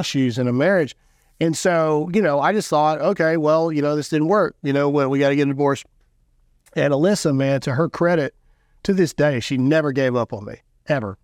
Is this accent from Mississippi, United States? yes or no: yes; Caledonia, Mississippi, United States; moved away as an adult; now in South Carolina, United States; I'm from nowhere, Mississippi, born and raised